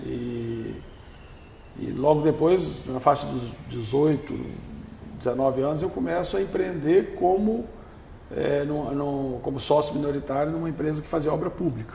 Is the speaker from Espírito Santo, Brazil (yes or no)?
yes; north of Espírito Santo state, Brazil; also born or lived in São Sebastião do Norte / Pedro Canário; now in Vitória, Brazil; Eu vim do norte do estado